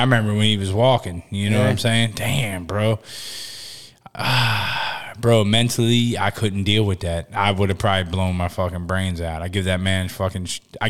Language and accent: English; New Jersey, United States; I'm from Jersey, bro.